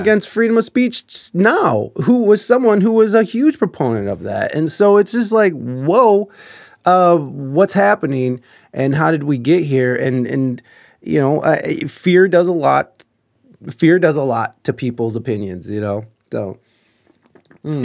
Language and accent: English; United States; as an American